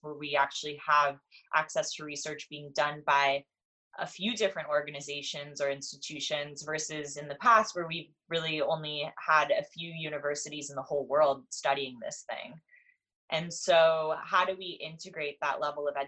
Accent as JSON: {"language": "English", "town": "Los Angeles", "region": "California", "country": "United States", "tie": "born or raised there", "said": "I grew up in California and in Los Angeles, where people are pretty liberal around cannabis"}